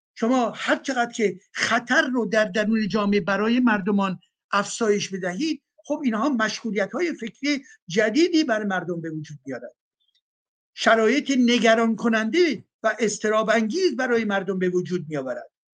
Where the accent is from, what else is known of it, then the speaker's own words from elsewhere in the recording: Iran; moved away; مایی که از ایران اومدیم بیرون